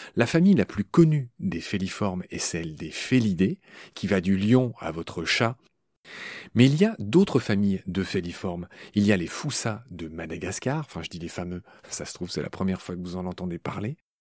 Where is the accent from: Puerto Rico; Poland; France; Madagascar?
France; Dieulouard, Grand Est; le petit village où j'ai grandi, près de Nancy, dans ma Lorraine natale